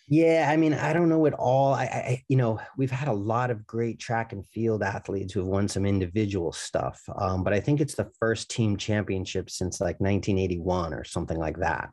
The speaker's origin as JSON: {"language": "English", "town": "New York City", "region": "New York", "country": "United States", "tie": "born or raised there", "moved": "yes", "said": "I grew up in Brooklyn, New York"}